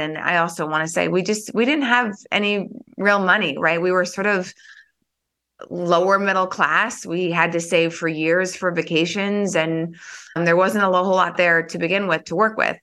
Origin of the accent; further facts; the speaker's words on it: North Dakota, United States; moved away as an adult; also born or lived in Philadelphia; I grew up in North Dakota